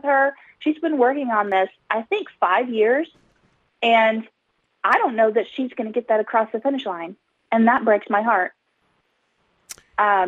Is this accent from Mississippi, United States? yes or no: no; Homer, Alaska, United States; I'm from Homer